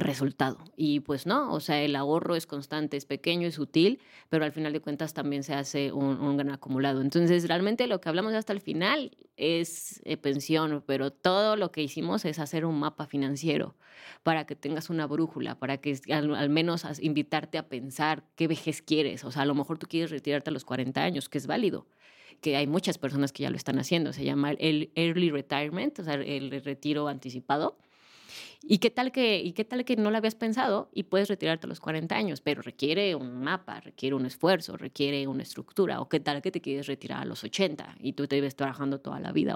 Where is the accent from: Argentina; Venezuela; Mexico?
Mexico; Aquí en México